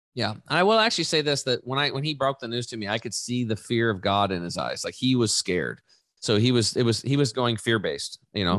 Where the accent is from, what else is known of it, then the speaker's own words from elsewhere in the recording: Eastern Oregon, United States; I grew up in Eastern Oregon, uh, hunting and fishing